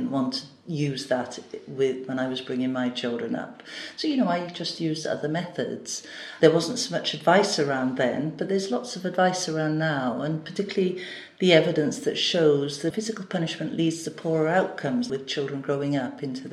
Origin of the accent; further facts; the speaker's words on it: Gwent Levels, Wales, United Kingdom; moved away as an adult; also born or lived in Newport, Wales; I was brought up on the Gwent levels.